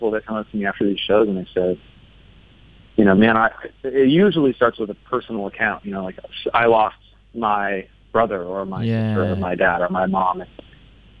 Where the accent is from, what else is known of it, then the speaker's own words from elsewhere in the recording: the Northwest, Pacific Northwest, United States; I grew up in the Northwest here.